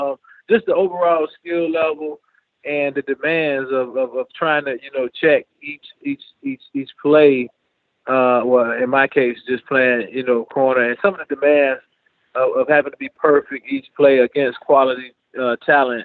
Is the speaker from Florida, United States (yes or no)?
yes; Jacksonville, Florida, United States; my hometown in Jacksonville